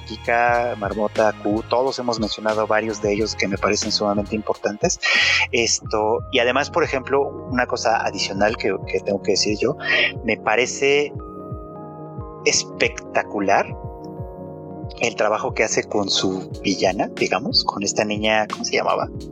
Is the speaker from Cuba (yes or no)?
no; Mexico